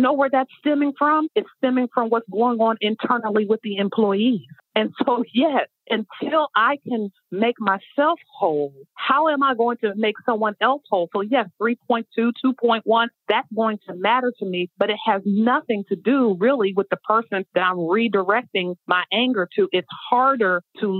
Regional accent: Ohio, United States; moved away as an adult; now in Washington, D.C., United States; I'm originally from Ohio

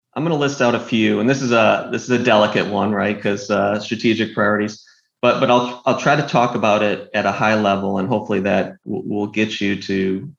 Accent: Northville, Michigan, United States; moved away as an adult; now in Austin, United States; I grew up in a small town called Northville

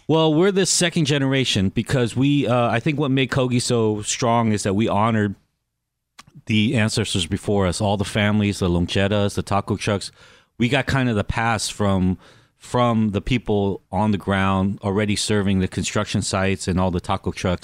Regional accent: Los Angeles, California, United States; also born or lived in Anaheim, California; I grew up in Koreatown, I grew up in Anaheim

